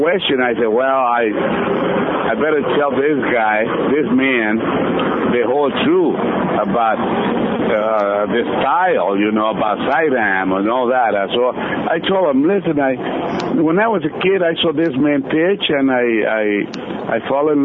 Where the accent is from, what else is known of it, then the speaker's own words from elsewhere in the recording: Dominican Republic; moved away as an adult; also born or lived in Michigan City, Indiana / Springfield, Massachusetts; I came back to my hometown